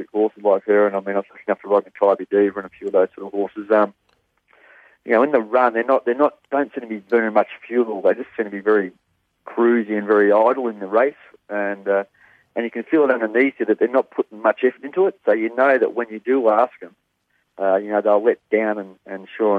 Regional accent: Parkdale, Victoria, Australia; also born or lived in Epsom / Flemington; I was originally from Parkdale, and went to John's at Epsom there, and then we transferred over to Flemington when I was about 19.

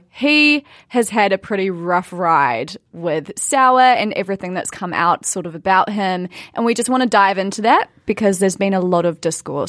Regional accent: Blenheim, Marlborough, New Zealand; born or raised there; moved away

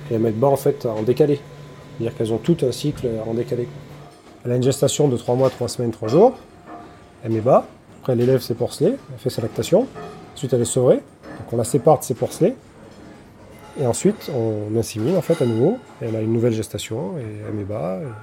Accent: France; de chez nous, en France

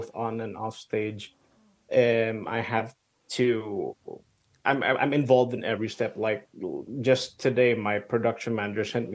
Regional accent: Philippines; also born or lived in Denmark; now in Copenhagen, Denmark; I grew up in the Philippines, so I'm kind of half expat

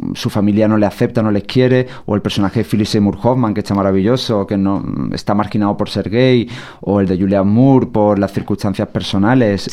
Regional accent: Sierra de Cádiz, Andalusia, Spain; moved away; no había salido de mi pueblo de 5.000 habitantes de la Sierra de Cádiz

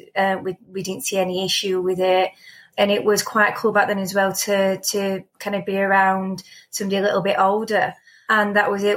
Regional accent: Rotherham, Yorkshire and the Humber, United Kingdom; I grew up in Rotherham, um, about two and a half miles from town centre

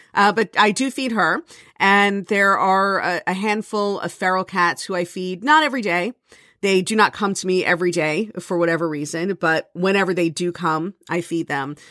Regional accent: South Florida, United States; moved away; I grew up in South Florida where there was no snow

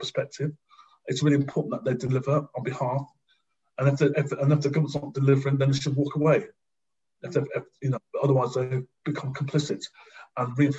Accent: United Kingdom; we're black and we're British

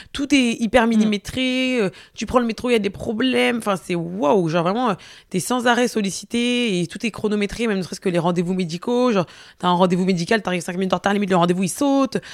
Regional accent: Marseille, Provence-Alpes-Côte d'Azur, France; je suis marseillaise

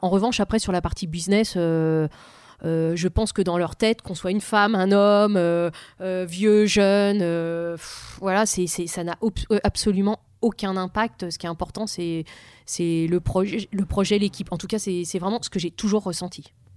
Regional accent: Vitry-sur-Seine, Île-de-France, France; elle me vient de là d'où je viens. Voilà. Quand on, quand on est dans une cité, euh, quoi, quand on vit dans une cité H L M à Vitry-sur-Seine

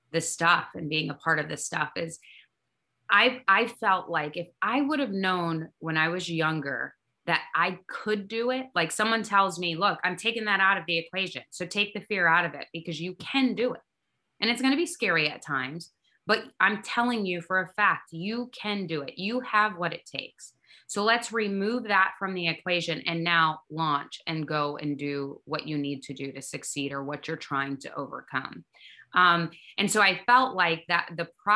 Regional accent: Kalamazoo, Michigan, United States; So me and Derek were raised in a small town, and we're from Kalamazoo, Michigan

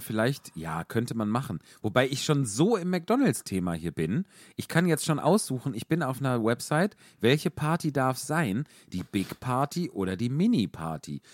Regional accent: Wuppertal, North Rhine-Westphalia, Germany; ich komme aus Wuppertal

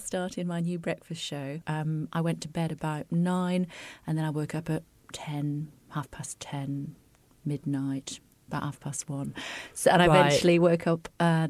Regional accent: Wigan, North West England, United Kingdom; I'm from Wigan

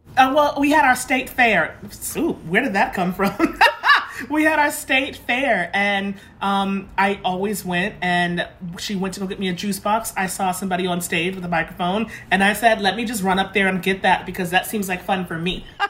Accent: Lynn, Massachusetts, United States; I'm from the North Shore

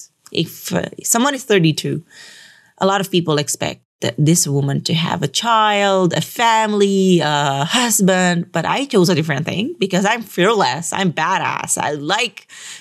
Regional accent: Metro Manila, Philippines; we are from Metro Manila

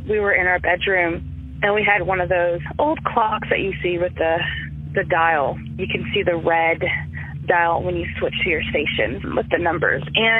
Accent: Yukon, Oklahoma, United States; also born or lived in California; I'm from Yukon, Oklahoma.

